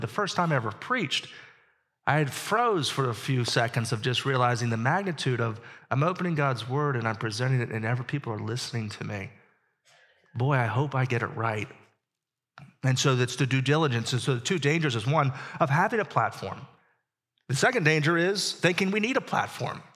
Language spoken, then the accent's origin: English; Pittsburgh, Pennsylvania, United States; I grew up in Pittsburgh